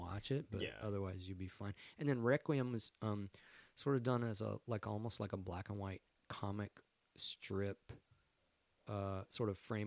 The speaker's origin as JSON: {"language": "English", "region": "Texas", "country": "United States", "moved": "yes", "said": "I'm from Texas"}